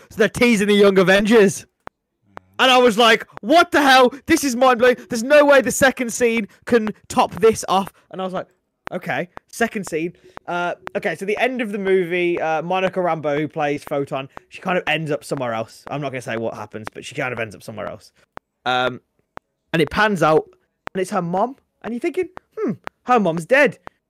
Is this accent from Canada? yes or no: yes; Saskatchewan, Canada; I'm from Saskatchewan!